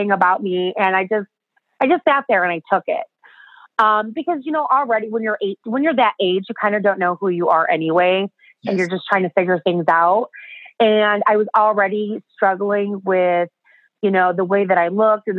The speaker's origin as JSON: {"language": "English", "town": "Chicago", "region": "Illinois", "country": "United States", "accent": "American", "said": "I'm from Chicago, so it's cold, it's frozen, there's snow everywhere"}